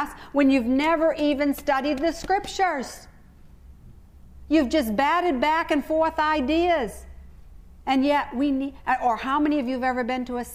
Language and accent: English; United States; I know I'm not an Australian, and I know my accent gives me away